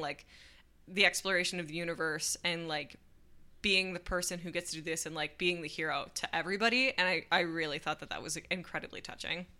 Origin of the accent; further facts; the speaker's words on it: United States; as an American